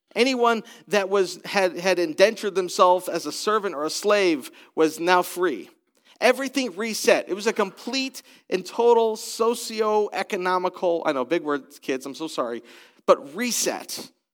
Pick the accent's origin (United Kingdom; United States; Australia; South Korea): United States; also born or lived in British Columbia, Canada; now in Columbus, United States; I am American